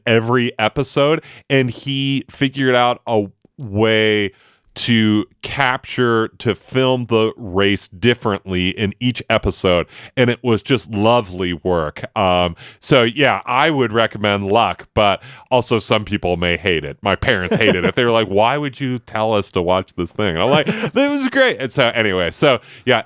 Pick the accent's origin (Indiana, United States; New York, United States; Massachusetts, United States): New York, United States; Buffalo; moved away; I grew up in Buffalo, which is a, a big hockey community